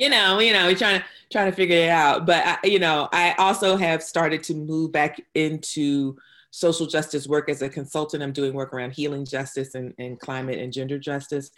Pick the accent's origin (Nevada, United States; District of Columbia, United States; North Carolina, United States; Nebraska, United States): North Carolina, United States; New Bern; also born or lived in Durham, North Carolina; I'm originally from New Bern, North Carolina. I'm, I am a multiple generation North Carolinian